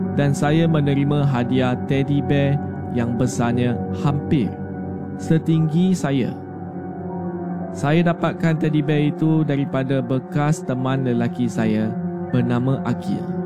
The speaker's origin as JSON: {"language": "Malay", "region": "Sarawak", "country": "Malaysia", "tie": "born or raised there", "said": "Saya merupakan anak kelahiran dari Sarawak."}